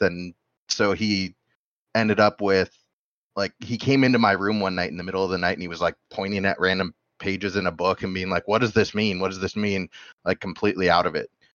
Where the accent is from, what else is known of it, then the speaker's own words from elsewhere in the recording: Bozeman, Montana, United States; moved away; I'm from Bozeman